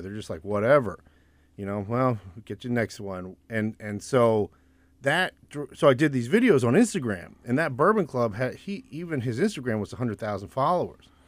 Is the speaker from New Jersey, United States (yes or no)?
yes; New Jersey, United States; also born or lived in Winston-Salem, North Carolina / Jacksonville, Florida / Scotland; we moved up to South Jersey, so my sister and I could go to good public school